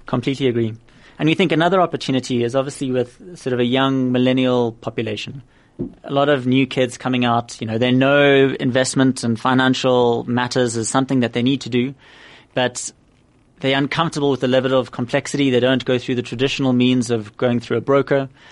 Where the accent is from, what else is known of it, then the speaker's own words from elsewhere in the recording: Cape Town, Western Cape, South Africa; also born or lived in Oxford; born and raised in Cape Town